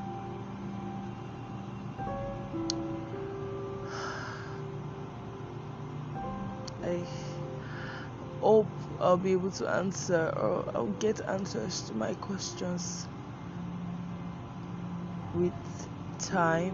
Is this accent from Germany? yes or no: no; Nigeria; I'm a Nigerian